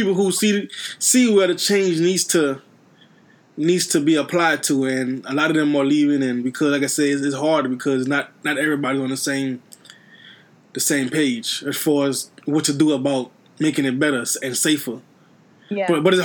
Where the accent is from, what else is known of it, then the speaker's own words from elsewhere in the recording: Louisiana, United States; Yeah, I mean, we're all from Louisiana in here, and we can say, it's all right.